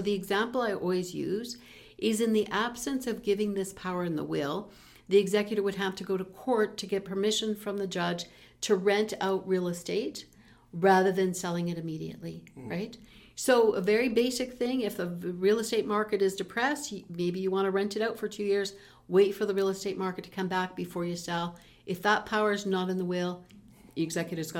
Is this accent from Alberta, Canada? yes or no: yes; Peace River, Alberta, Canada; I was raised in Peace River